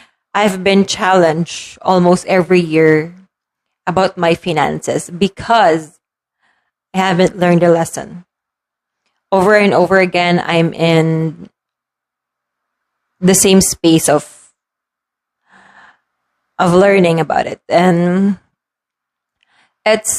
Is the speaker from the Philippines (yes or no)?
yes; Philippines; As a Filipino, siesta, as we want to call it, in the afternoon is normal